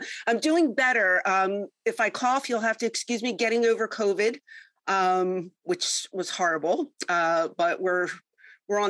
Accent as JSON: {"language": "English", "town": "Philadelphia", "region": "Pennsylvania", "country": "United States", "said": "I'm originally from Philly."}